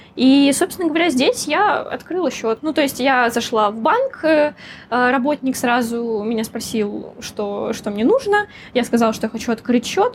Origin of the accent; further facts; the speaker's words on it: Russia; moved away as an adult; now in Hong Kong; я из России